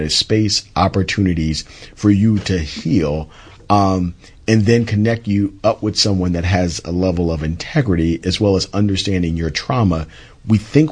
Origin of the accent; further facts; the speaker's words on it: Philadelphia, Pennsylvania, United States; I'm from Philly